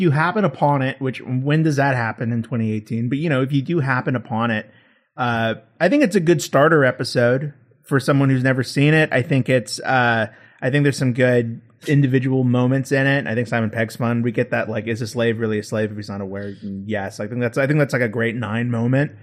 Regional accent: United States; as an American in twenty eighteen

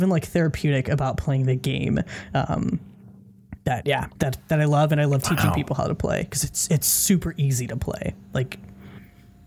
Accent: Chicago, Illinois, United States; I grew up in Chicago

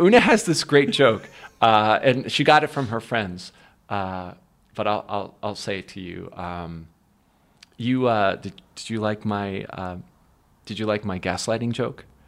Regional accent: Philadelphia, Pennsylvania, United States; also born or lived in Warminster, Pennsylvania; growing up in Philly

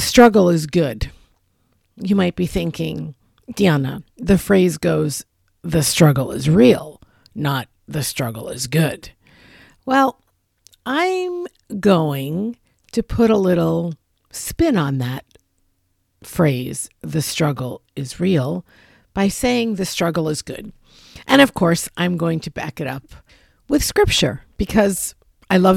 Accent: New York City, New York, United States; moved away; I'm originally from New York City. We parallel park in New York City. That's what we do. And I have not lived there in a very, very long time

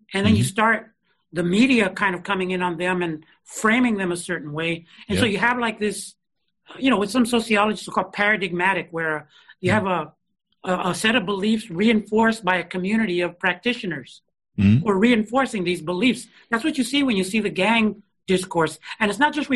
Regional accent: San Francisco, California, United States; also born or lived in Los Angeles; no summer programs like what I grew up with here in San Francisco

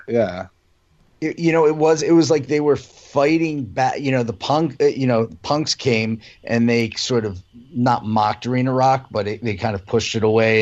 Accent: Philadelphia, Pennsylvania, United States; moved away as an adult; also born or lived in Boston / Colorado; I grew up in Philly

